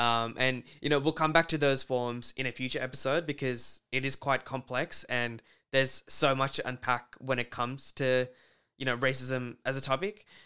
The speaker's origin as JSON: {"language": "English", "country": "Australia", "tie": "born or raised there", "said": "we have privileges growing up in Australia"}